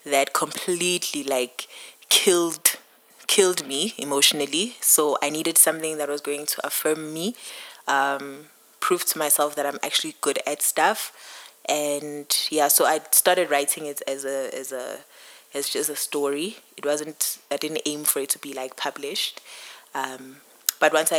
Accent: Pietermaritzburg, KwaZulu-Natal, South Africa; moved away; I am from Pietermaritzburg originally

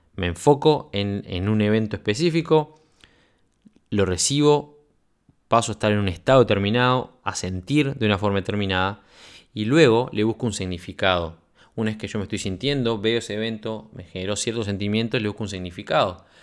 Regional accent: Uruguay; moved away as an adult; now in Sweden; De militar en Uruguay emprendedor en Suecia, ya sabes a esta altura que soy, fui oficial de la Fuerza Aérea

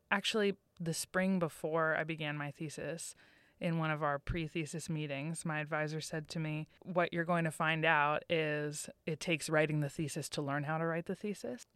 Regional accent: Massachusetts, United States; I'm from Massachusetts

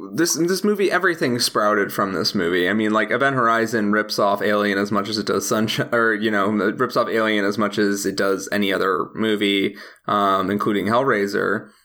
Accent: Chicago, Illinois, United States; Especially as a Chicagoan, because I like would watch him on TV all the time.

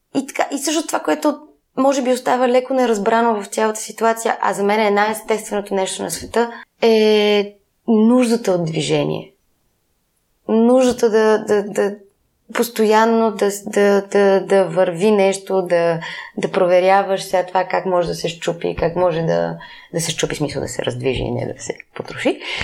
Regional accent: Sofia, Sofia City, Bulgaria; аз, колкото съм от София

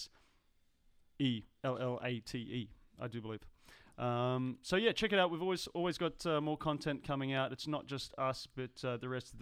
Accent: Australia; now in Los Angeles, United States; My accent will be absent from the podcast because I'm going home to the motherland

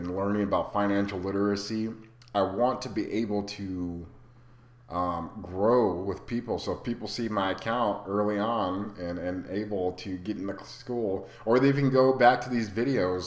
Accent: Arizona, United States; moved away as an adult; also born or lived in Rapid City, South Dakota; I'm from Arizona. All my family's here

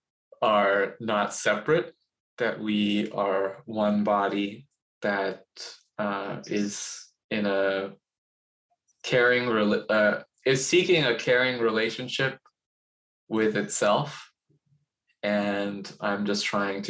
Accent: Los Angeles, California, United States; I was born in Los Angeles, in the suburb of Los Angeles, heavily Asian American suburb of Los Angeles. And I grew up in a very, I don't know what you might describe as like a safe and very insulated community

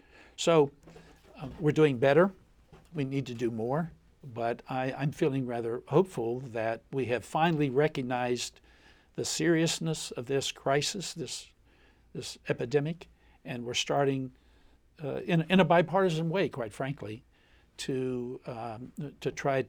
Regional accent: Appalachia, United States; I grew up in Appalachia. My family always had guns.

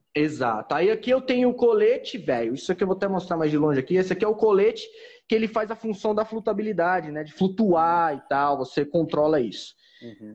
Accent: Goiânia, Goiás, Brazil; also born or lived in Santos; now in Fernando de Noronha, Brazil; sou natural de Goiânia

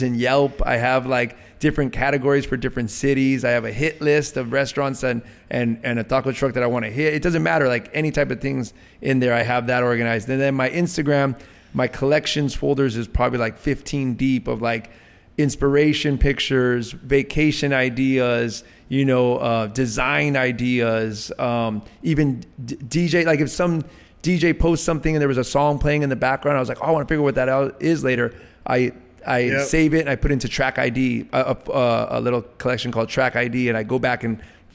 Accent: Los Angeles, California, United States; I was raised around Latino culture because I'm from LA. I went to public school in Eagle Rock.

